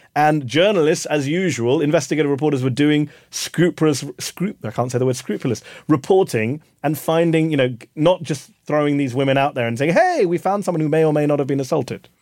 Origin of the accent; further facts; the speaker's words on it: United Kingdom; now in Virginia, United States; As someone who hasn't lived here all my life, I'm a Brit, I'm an immigrant to your great country